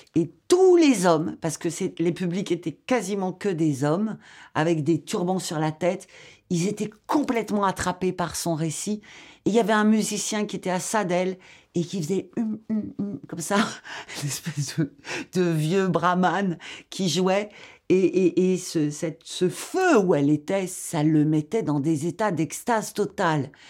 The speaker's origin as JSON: {"language": "French", "country": "Algeria", "also_born_or_lived": "Paris, France / Lyon, France", "moved": "yes", "said": "Je viens de l'Algérie. J'ai habité Paris, Lyon."}